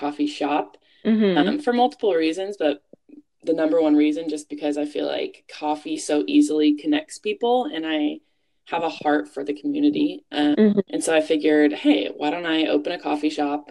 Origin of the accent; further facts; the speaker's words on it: Bakersfield, California, United States; my hometown of Bakersfield